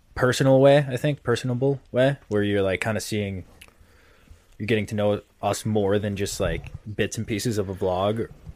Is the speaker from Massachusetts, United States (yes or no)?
yes; Massachusetts, United States; I'm from Mass